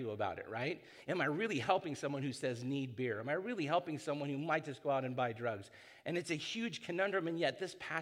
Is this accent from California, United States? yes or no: yes; San Clemente, California, United States; also born or lived in Hoag Hospital, Newport Beach, California; I was born here in Hogue, and I grew up in San Clemente